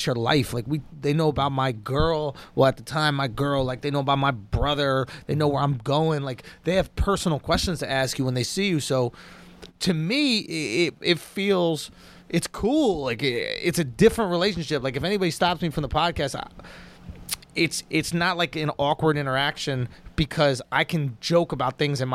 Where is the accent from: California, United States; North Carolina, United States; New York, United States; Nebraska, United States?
New York, United States; New York City; I grew up in New York City